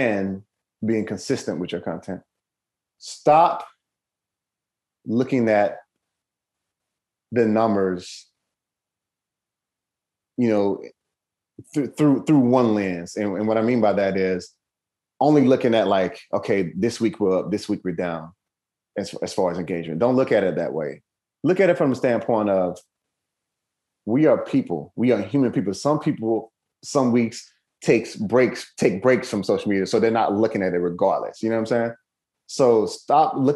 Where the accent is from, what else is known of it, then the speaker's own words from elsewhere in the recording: Mississippi, United States; I'm from Mississippi, mm-hmm. born and raised, very, very humble beginnings.